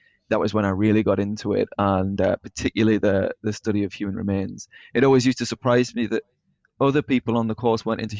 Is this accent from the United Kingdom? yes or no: yes; Burnley, North West England, United Kingdom; Originally from Burnley in East Lancashire